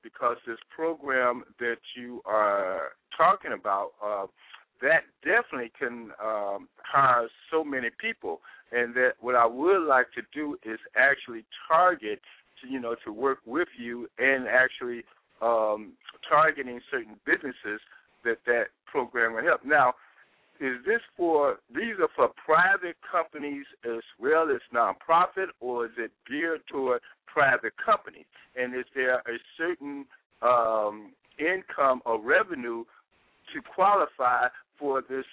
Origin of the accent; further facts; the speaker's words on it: Chicago, Illinois, United States; him and I, we grew up in Robert Taylor Homes together